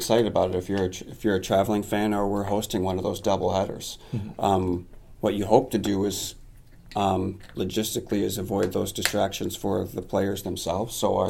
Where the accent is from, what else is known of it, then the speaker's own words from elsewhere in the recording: Lansing, Michigan, United States; I'm born and raised in Lansing.